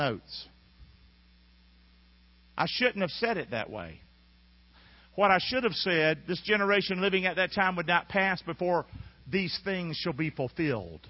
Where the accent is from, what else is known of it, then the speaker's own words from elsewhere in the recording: Inglewood, California, United States; Grew up here in Inglewood